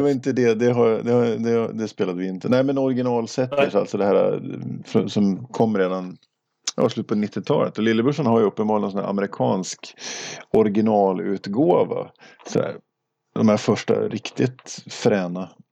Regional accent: Åre, Jämtland, Sweden; moved away; jag är uppvuxen i Åre.

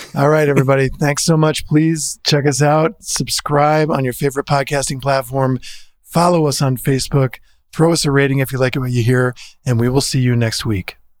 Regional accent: New Jersey, United States; I'm from New Jersey

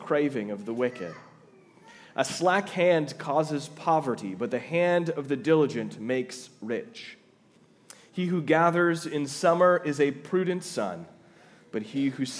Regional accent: Twin Cities area, Minnesota, United States; moved away as an adult; also born or lived in Fargo, North Dakota / Louisville, Kentucky; now in Jamestown, United States; I'm originally from the Twin Cities area

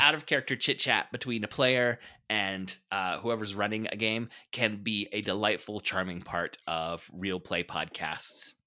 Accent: United States

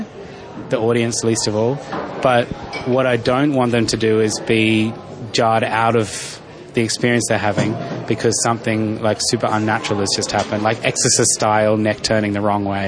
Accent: Darwin, Northern Territory, Australia; I grew up in Darwin, so heaps of different skin tones going on

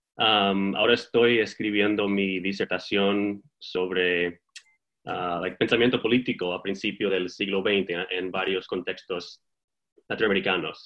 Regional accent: Texas, United States; moved away as an adult; now in Bloomington, United States; yo soy de Texas, em, pero llevo aquí en Bloomington cinco años

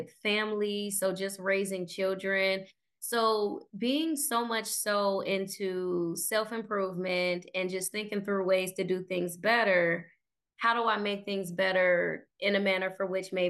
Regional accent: Cleveland, Ohio, United States; I did grow up in Cleveland. So stayed here, born and raised, moved about 13 times by the time I was 12.

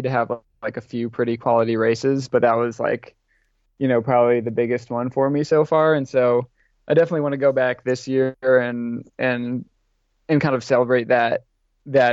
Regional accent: Indianapolis, Indiana, United States; My family moved there when I was 2. So I was, that's really the only home I ever knew. Grew up on the east side of Indianapolis in Irvington.

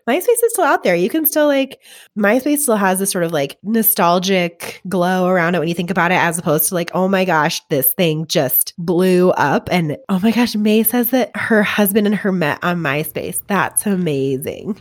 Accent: Colorado, United States; we were all from Colorado

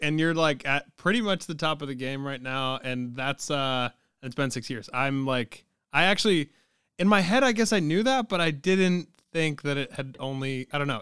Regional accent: New England, United States; I'm from New England

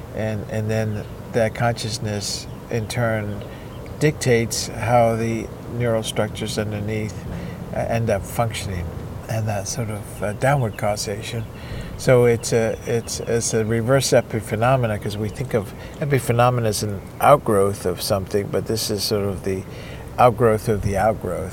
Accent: Cuba; now in United States; I was born and raised in Cuba

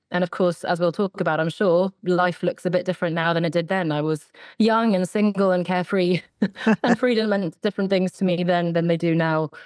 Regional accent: suburb outside London, South East England, United Kingdom; also born or lived in Sweden (ancestry) / Oxford; I grew up in the south of England, sort of a suburb outside of London.

